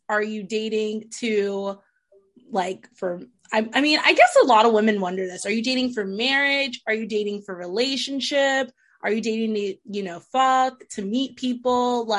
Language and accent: English; Wisconsin, United States; I was born in Wisconsin.